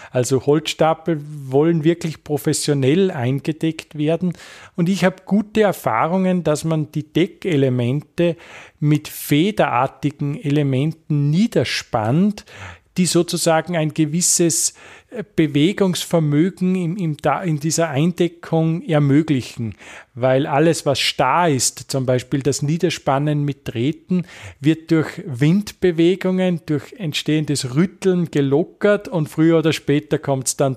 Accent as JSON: {"language": "German", "town": "Bad Goisern", "region": "Upper Austria", "country": "Austria", "tie": "born or raised there", "said": "Nein, also ich kann es jetzt für meinen Heimatort Bad Goisern, südliches Oberösterreich, äh, bestätigen."}